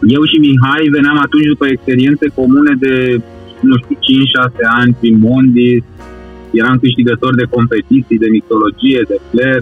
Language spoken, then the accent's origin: Romanian; Satu Mare, Satu Mare County, Romania; eu sunt din Ardealul extrem, din satul mare